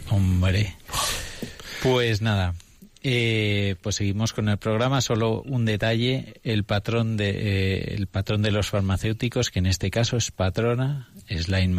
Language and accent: Spanish; Russia; Spanish is a second language; Bueno, yo soy ruso y me cuesta, hay que aceptar que me